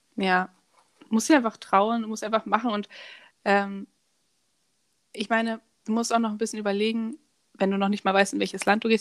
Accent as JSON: {"language": "German", "country": "Germany", "also_born_or_lived": "France", "moved": "yes", "said": "ich komme aus Deutschland"}